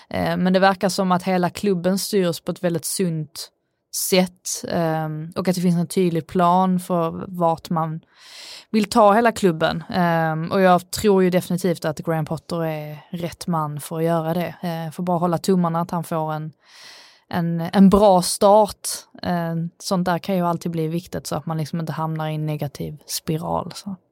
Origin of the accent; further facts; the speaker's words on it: Sweden; jag är svensk